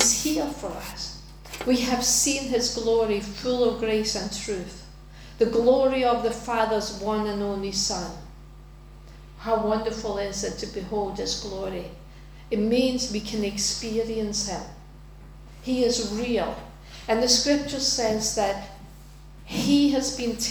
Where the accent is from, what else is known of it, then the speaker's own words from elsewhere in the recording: Denmark; now in United Kingdom; go back to my home country and live there for a while